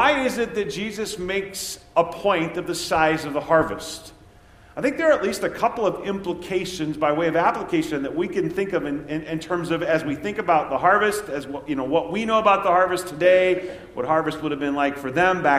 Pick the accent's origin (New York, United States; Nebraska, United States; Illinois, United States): Nebraska, United States; when I was growing up in Nebraska